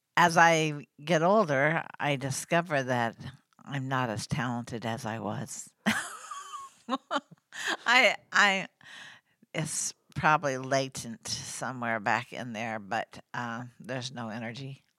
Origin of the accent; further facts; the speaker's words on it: Oklahoma City, Oklahoma, United States; I grew up in Oklahoma City